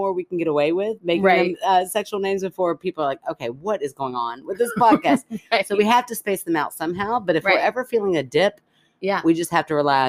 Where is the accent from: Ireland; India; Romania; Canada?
Canada; I'm Canadian. We get through